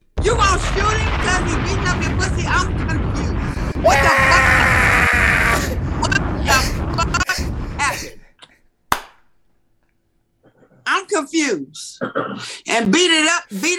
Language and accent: English; New Orleans, Louisiana, United States; I'm from New Orleans. I'm from the Ninth Ward.